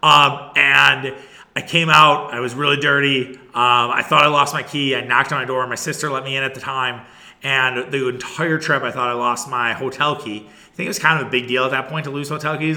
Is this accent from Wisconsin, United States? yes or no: yes; Wisconsin, United States; we're from Wisconsin